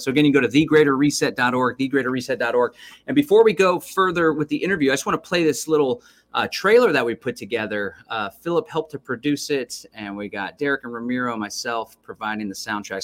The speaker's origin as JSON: {"language": "English", "town": "Austin", "region": "Texas", "country": "United States", "tie": "born or raised there", "said": "I was actually born and raised in Austin"}